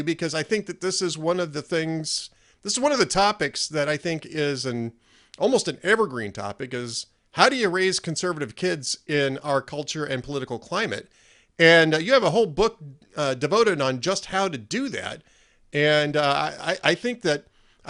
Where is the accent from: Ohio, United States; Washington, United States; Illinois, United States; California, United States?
California, United States; Los Angeles; I grew up in Los Angeles, or in the Los Angeles area.